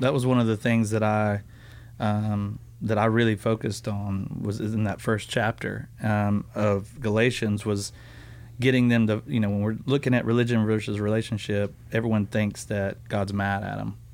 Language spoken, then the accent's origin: English; the South, United States; I grew up in the South